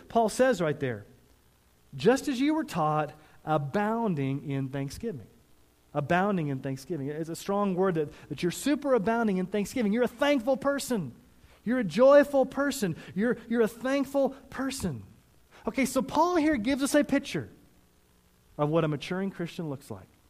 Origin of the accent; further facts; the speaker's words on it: Missouri and Texas, United States; now in Colorado, United States; I grew up in Missouri and Texas before I moved to Colorado